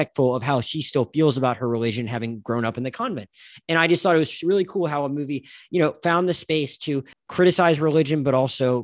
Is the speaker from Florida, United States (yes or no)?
yes; the Panhandle of Florida, United States; moved away; I'm from the Panhandle of Florida